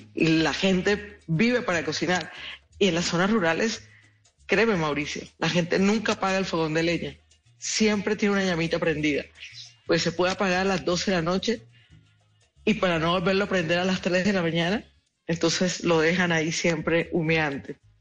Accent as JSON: {"language": "Spanish", "region": "Colombian Caribbean coast", "country": "Colombia", "said": "nuestro universo caribeño"}